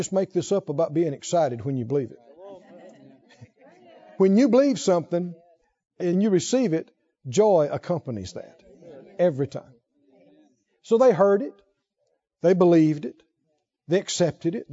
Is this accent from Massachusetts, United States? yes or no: no; Mississippi, United States; I come from Mississippi